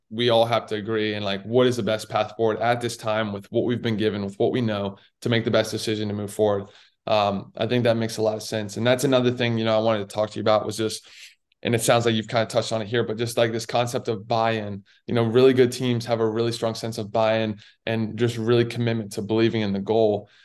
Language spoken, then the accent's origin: English; Raleigh, North Carolina, United States; I grew up in Raleigh, so I was a huge Duke basketball fan